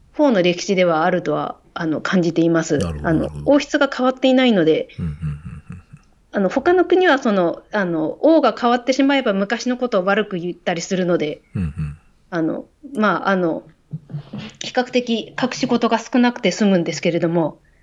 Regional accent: Tsukigata, Hokkaido, Japan; 私はそこの出身ですし、うん、あのそこで生まれて生きている

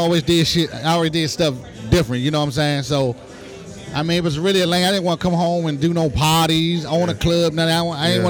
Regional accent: Washington, District of Columbia, United States; I'm from Southeast Washington.

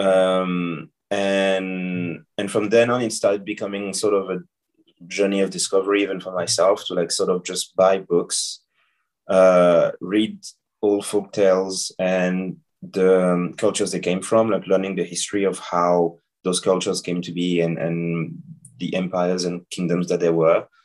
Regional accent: Senegal; I was I was born and I grew up in Senegal

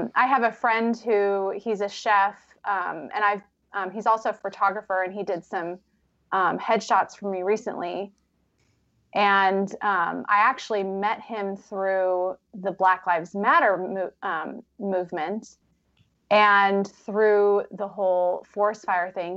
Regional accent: Vancouver, Washington, United States; moved away as an adult; also born or lived in Oregon / Ohio; I grew up in Vancouver, Washington

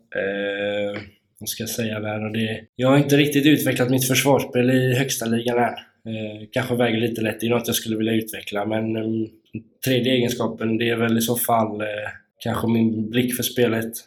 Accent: Kungsbacka, Halland County, Sweden; moved away; Jag är ju uppväxt i Kungsbacka.

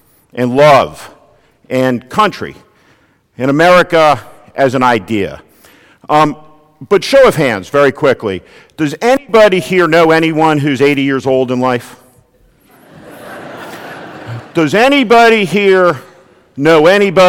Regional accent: New Jersey, United States; I am from New Jersey

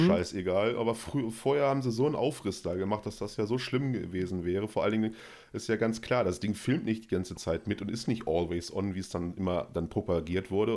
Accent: Germany; als Deutscher

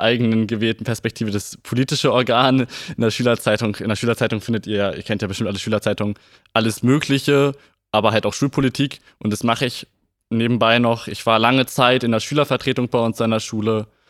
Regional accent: Gifhorn, Lower Saxony, Germany; Ja, ich bin Gifhorner. Ich bin vor 17 Jahren in Gifhorn geboren und ähm, wohne auch schon immer in Gifhorn

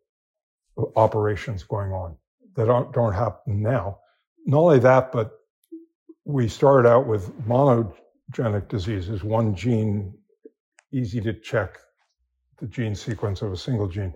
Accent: California, United States; I'm from California

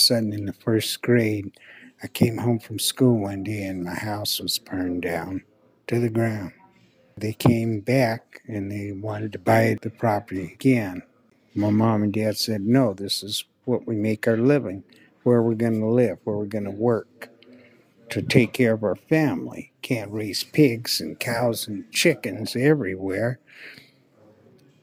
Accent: Renton, Washington, United States; growing up in Renton wasn't easy, you know, in the 50s. That's when I first came here in 1953.

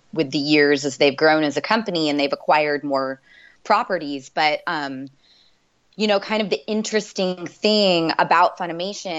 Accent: California, United States; moved away as an adult; also born or lived in New Orleans, Louisiana / Los Angeles; now in Austin, United States; I was born and raised in New Orleans, actually, Louisiana, but spent most of my formative years in California

